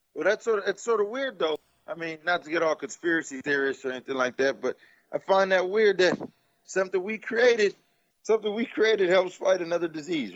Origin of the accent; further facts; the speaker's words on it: United States; I love being American